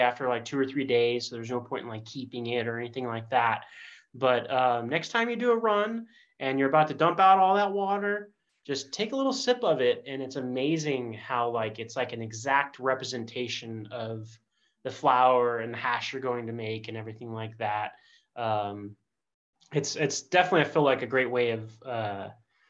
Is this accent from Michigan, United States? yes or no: no; Bay Area, California, United States; the time that I grew up in the Bay Area in the 90s and 2000s